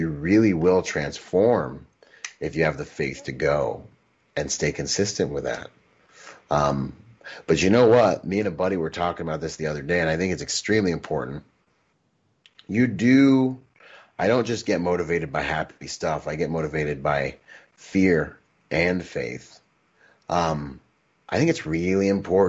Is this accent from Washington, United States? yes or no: yes; Gig Harbor, Washington, United States; also born or lived in Bahamas; I grew up in Washington, in Gig Harbor, Washington, and I was the only Caribbean dude